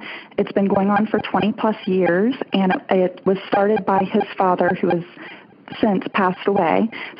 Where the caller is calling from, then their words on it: Birmingham, Alabama, United States; I'm calling from Birmingham.